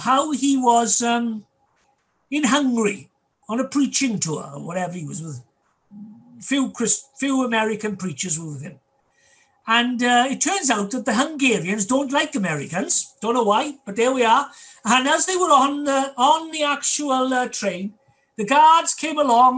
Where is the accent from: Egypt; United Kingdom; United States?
United Kingdom; Wales; our love for our Welsh heritage and culture